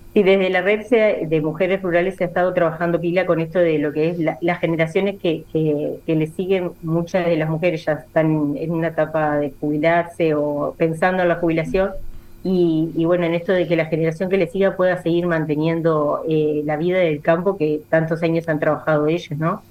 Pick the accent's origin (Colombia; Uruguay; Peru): Uruguay; Montevideo; moved away; also born or lived in La Paz, Colonia; soy oriunda de Montevideo